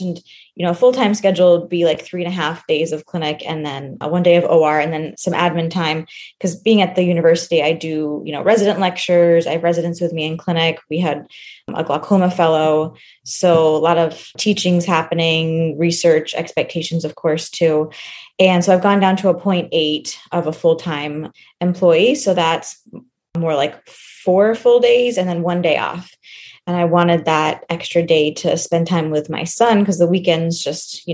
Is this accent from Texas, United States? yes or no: yes; Houston, Texas, United States; I grew up in the Houston area